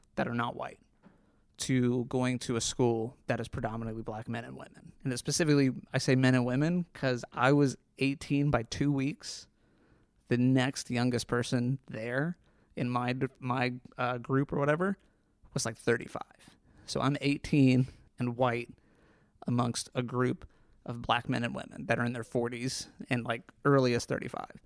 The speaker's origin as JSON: {"language": "English", "region": "Northern Kentucky", "country": "United States", "said": "We're from Northern Kentucky."}